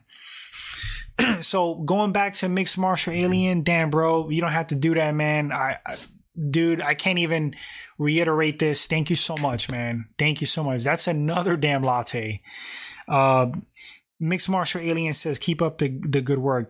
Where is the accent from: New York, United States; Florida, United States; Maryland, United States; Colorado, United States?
New York, United States; I was born in New York. I was born in the United States